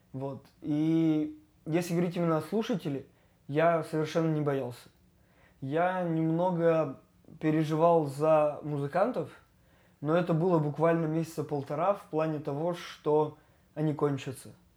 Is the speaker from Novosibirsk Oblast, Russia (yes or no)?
no; Yekaterinburg, Sverdlovsk Oblast, Russia; родился, и я знаю, если не каждый закуток, то очень много мест. И я люблю город